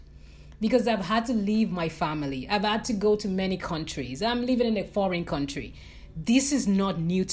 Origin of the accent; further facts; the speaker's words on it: Nigeria; moved away as an adult; even as a Nigerian who moved abroad, there are a lot of issues in my country that led me to decide to move abroad